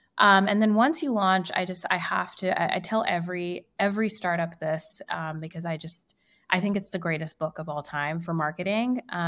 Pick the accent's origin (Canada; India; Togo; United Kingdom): India; first language Hindi; English is a second language; So Am has two meanings in Hindi, which is my native tongue.